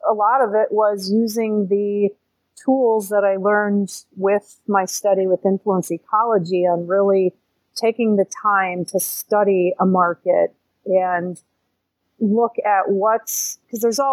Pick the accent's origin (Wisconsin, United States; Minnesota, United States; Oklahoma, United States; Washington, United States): Wisconsin, United States; Milwaukee; also born or lived in central Illinois; now in Illinois, United States; I was born in Milwaukee County, Wisconsin